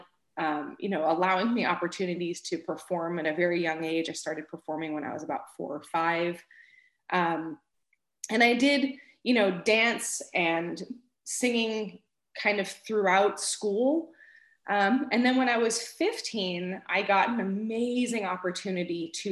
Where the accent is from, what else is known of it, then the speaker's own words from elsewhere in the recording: Florida, United States; also born or lived in Manhattan, New York; We moved to Florida when I was about 6 months old, and that's really where I grew up